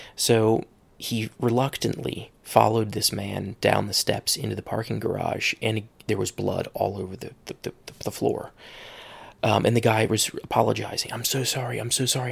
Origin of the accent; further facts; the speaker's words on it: Cincinnati, Ohio, United States; moved away; I'm from Cincinnati, Ohio